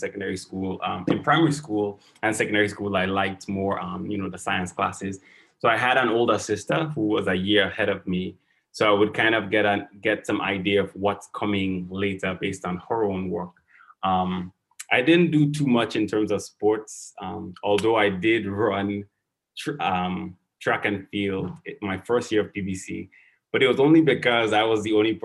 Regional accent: Saint Andrew, Grenada; moved away as an adult; also born or lived in St. George's, Grenada / New York, United States; now in Baltimore, United States; I grew up in St. Andrews, in a village called Maryville

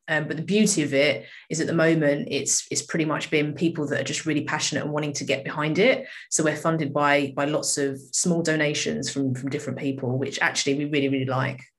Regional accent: United Kingdom; I grew up here. This is uh, all I've known, really.

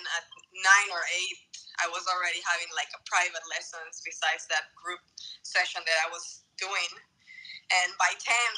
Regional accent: Santa Cruz de la Sierra, Santa Cruz, Bolivia; I'm from Bolivia, from Santa Cruz

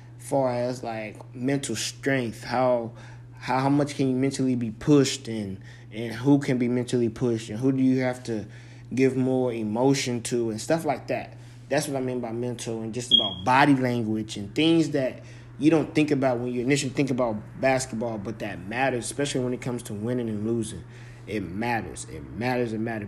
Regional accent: California, United States; moved away; That's where I was born and raised.

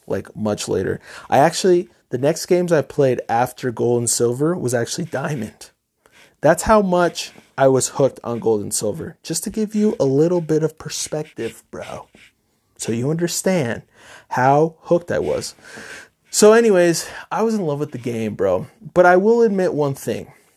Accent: Middletown, New York, United States; I grew up in New York, upstate New York, a town called Middletown.

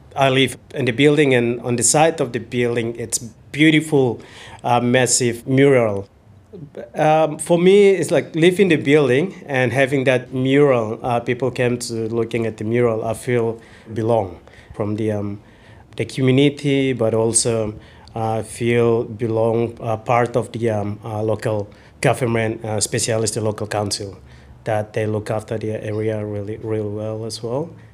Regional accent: West Papua, Indonesia; moved away as an adult; also born or lived in Christmas Island; now in Collingwood, Australia; I came from West Papua. Uh, came as a refugee uh, early in 2006

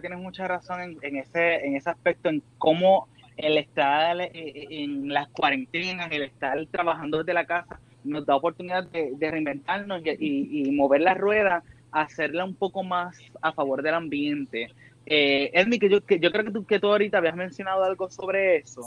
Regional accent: Puerto Rico; no solamente somos de Puerto Rico

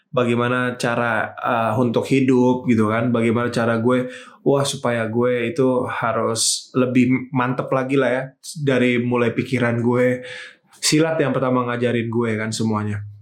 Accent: Jakarta, Indonesia; Jadi pertama kali itu gue gue emang lahir di Jakarta, Bang. Gue emang gede di Jakarta.

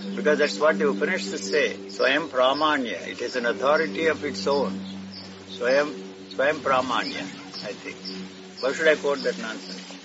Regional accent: Gudivada, Andhra Pradesh, India; The place where I grew up in Andhra is called Gudiwada

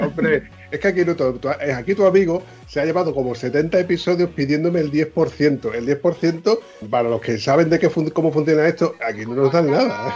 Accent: southern Spain, Spain; un sureño

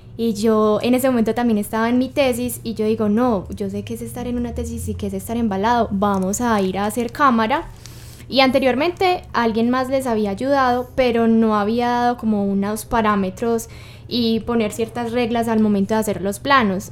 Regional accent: Cartago, Valle del Cauca, Colombia; yo soy de Cartago

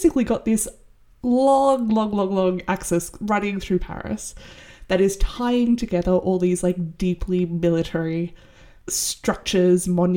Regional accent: Sydney, New South Wales, Australia; I'm from Sydney, which is very much a city that expanded with little foresight

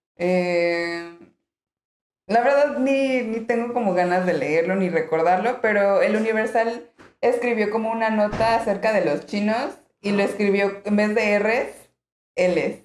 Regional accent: Mexico; moved away as an adult; also born or lived in Mexico City; now in Alicante, Spain; nosotros como mexicanos tenemos tonos verdes

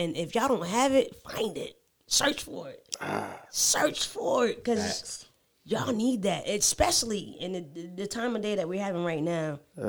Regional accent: Atlantic City, New Jersey, United States; now in Atlanta, United States; I am from New Jersey.

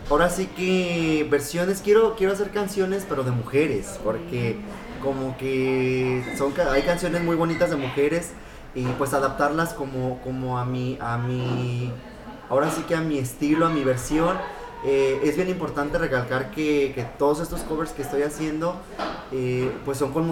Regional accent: Jalisco, Mexico; Pero yo creo que como buen mexicano las rancheras, ¿no? y más pues de Jalisco

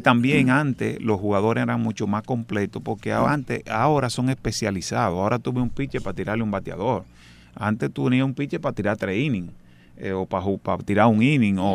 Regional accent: Dominican Republic; moved away; yo soy dominicano

